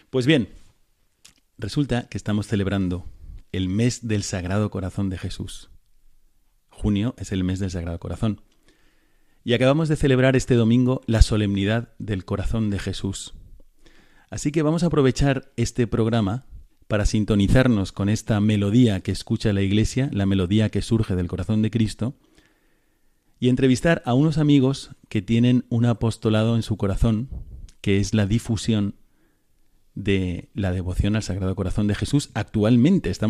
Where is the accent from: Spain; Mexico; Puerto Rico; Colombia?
Spain; Córdoba, Andalusia; yo soy de aquí, de Córdoba.